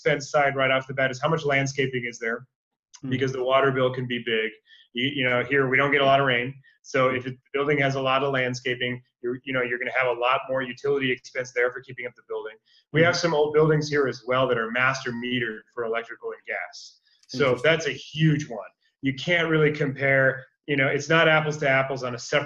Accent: Minneapolis, Minnesota, United States; now in California, United States; I'm originally from Minneapolis

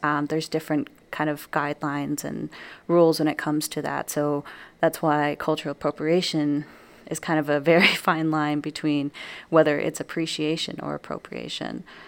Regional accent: New Mexico, United States; moved away as an adult; now in Wisconsin, United States; leaving my home state of New Mexico. Um, so in New Mexico, I'm surrounded not only by my own culture

